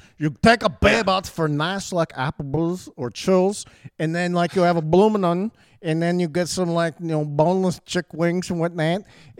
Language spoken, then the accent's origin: English; Bronx, New York, United States; The Bronx is up here. It's more nasally. Yeah, I'm from the Bronx.